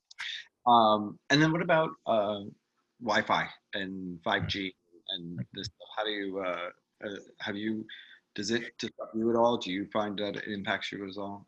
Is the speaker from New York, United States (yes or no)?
yes; New York, United States; a New Yorker